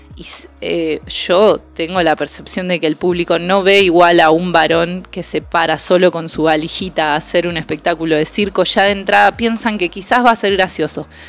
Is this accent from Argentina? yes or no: yes; Argentina; como argentines